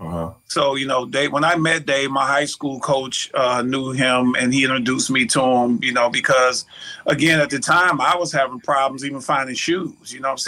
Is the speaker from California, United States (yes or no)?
no; Mobile, Alabama, United States; moved away; also born or lived in Detroit; Even as a kid growing up in Mobile, Alabama, I used to go to the Mardi Gras as a kid